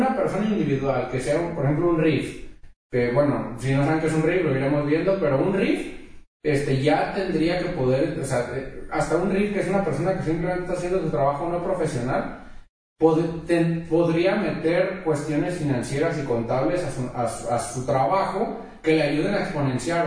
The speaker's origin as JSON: {"language": "Spanish", "country": "Mexico", "said": "los que somos de México"}